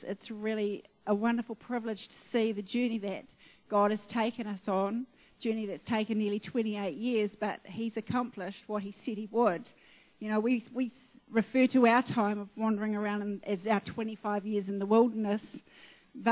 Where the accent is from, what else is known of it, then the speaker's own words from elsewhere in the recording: Auckland, New Zealand; moved away; I'm a housewife from Auckland